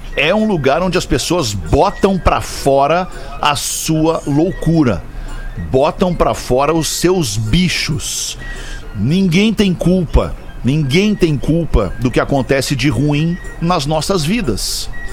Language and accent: Portuguese; Brazil; Nós somos brasileiros, nós vivemos e crescemos e aprendemos assim